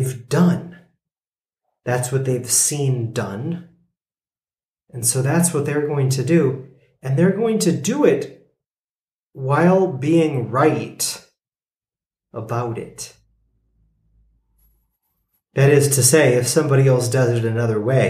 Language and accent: English; United States; being an American